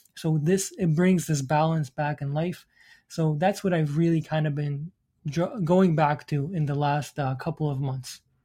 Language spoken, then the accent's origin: English; Iraq; moved away; I'm from the Middle East. So I came from, my parents are from Iran. I was, um, from Iraq.